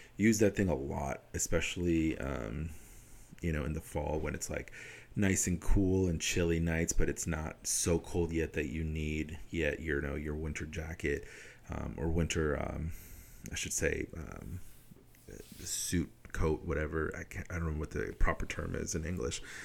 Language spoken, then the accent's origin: English; Wisconsin, United States; I'm from Wisconsin. All my experiences are in Wisconsin